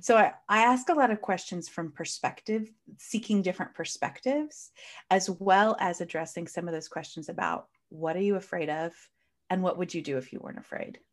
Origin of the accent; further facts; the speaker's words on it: United States; I clearly live in the United States. Well, at least I'm clearly from the United States. You can hear from my accent.